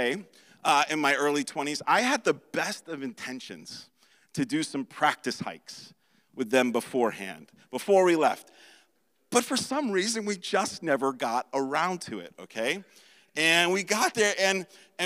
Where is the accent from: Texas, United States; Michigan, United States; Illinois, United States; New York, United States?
New York, United States; New York City; moved away as an adult; also born or lived in East Boston; I grew up in Brooklyn, New York, came to Christ in my early 20s